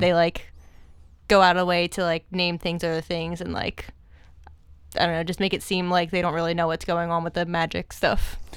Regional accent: outside of Philadelphia, Pennsylvania, United States; grew up outside of Philly

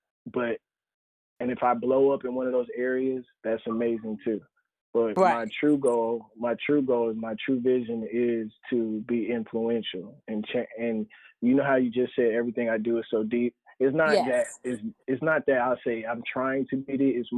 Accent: North Carolina, United States

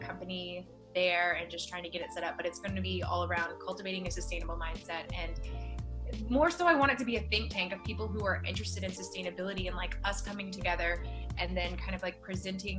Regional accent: Mississippi, United States; I grew up in Mississippi, like the deep, like south of the United States

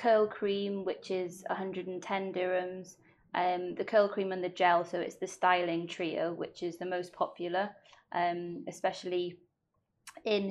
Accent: Wales, United Kingdom; first language Welsh; English is a second language

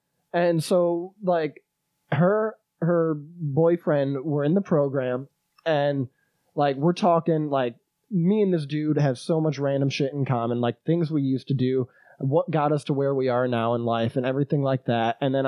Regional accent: England, United Kingdom; the whole Icelandic meeting starts and I'm English. I don't know any fucking shit they're saying.

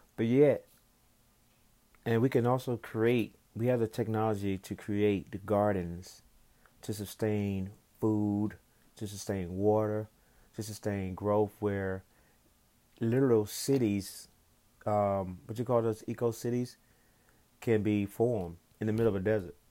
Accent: the South, United States; growing up in the South

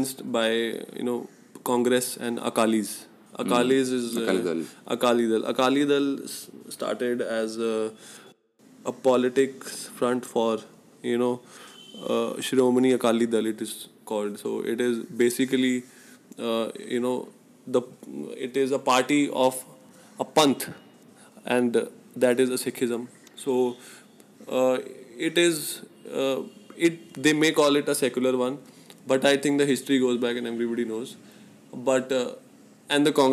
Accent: Firozpur, Punjab, India; moved away; Firozpur is my hometown.

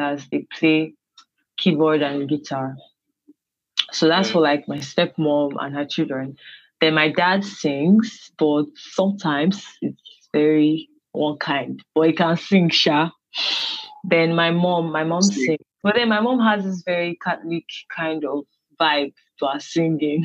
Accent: Warri, Delta, Nigeria; born, brought up in Delta State Warri. I am Urobo

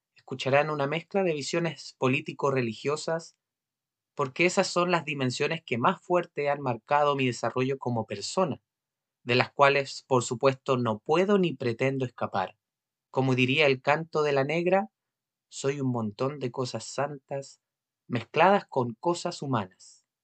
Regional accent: Chile; como chilenos

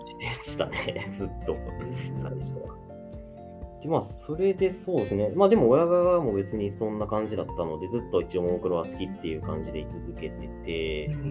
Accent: Shizuoka, Japan; あ僕その出身静岡で

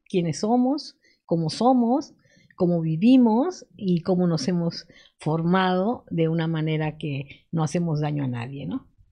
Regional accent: Lima, Peru; moved away as an adult; now in Morelos, Mexico; yo estudié en Lima

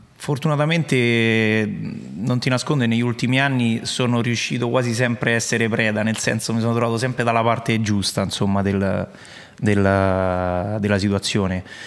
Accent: Latina area, Lazio, Italy; sono di Latina, insomma, parte, delle parti mie

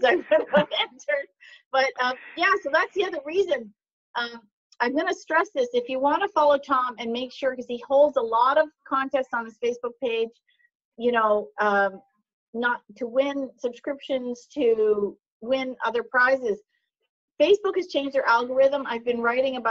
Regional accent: Canada; I'm Canadian

